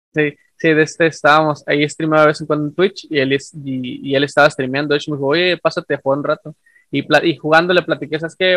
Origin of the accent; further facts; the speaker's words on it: northern Mexico, Mexico; yo soy de México del Norte, ah, y acá somos, eh, somos, me incluyo porque soy parte, ¿no? del, del, del, del, México norteño